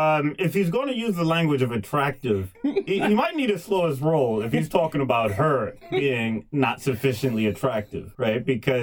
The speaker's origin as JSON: {"language": "English", "region": "New York", "country": "United States", "said": "As a New Yorker"}